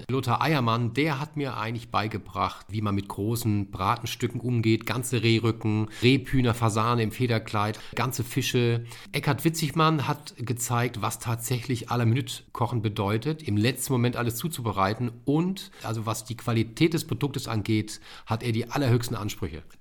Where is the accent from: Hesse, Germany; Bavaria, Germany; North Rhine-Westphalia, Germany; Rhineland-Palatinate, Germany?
Rhineland-Palatinate, Germany; moved away as an adult; now in Hamburg, Germany; als ich 83 hier in Hamburg in die Ausbildung bin, habe ich Laugenbrötchen vermisst. Bei uns in der Pfalz gibt es halt Laugenbrötchen.